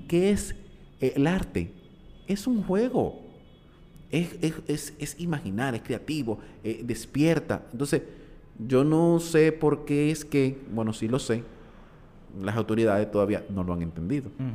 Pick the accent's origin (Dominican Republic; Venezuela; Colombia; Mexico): Dominican Republic; como dominicanos